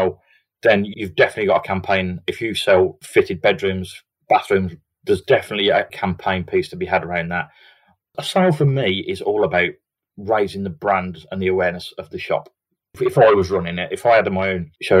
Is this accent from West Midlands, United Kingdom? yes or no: yes; Redditch, West Midlands, United Kingdom; I grew up in Redditch in the Midlands